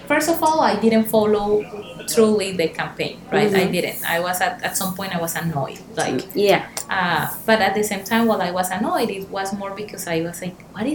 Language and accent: English; Colombia; English is a second language; also born or lived in Panama; now in United States; I came from Colombia, so in Colombia we are used to have those type of jokes